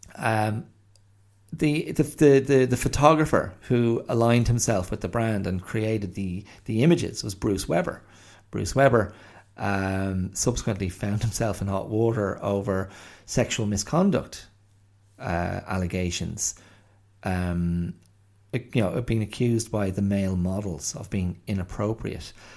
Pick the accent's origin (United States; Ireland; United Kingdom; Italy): Ireland; moved away as an adult; also born or lived in Australia; I'm white, um, because I'm Irish